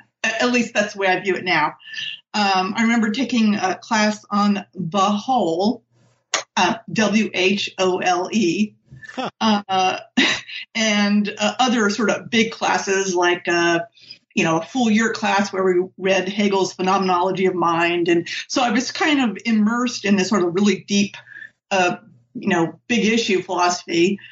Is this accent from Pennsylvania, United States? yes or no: yes; State College, Pennsylvania, United States; I'm from State College, Pennsylvania, and that's the town where Penn State is.